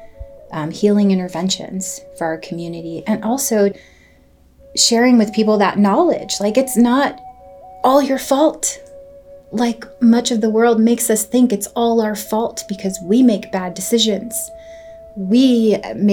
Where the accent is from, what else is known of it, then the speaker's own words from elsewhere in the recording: Southern Oregon, United States; also born or lived in San Jose, California; I grew up